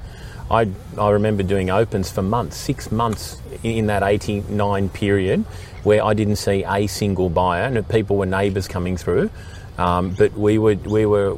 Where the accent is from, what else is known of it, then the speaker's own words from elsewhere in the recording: Sydney, New South Wales, Australia; I grew up sort of around the Coogee area, Randwick market, that was my market.